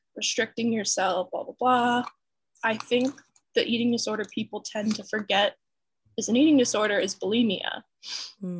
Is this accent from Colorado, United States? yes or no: no; North Carolina, United States; moved away as an adult; also born or lived in Atlanta, Georgia; I'm from North Carolina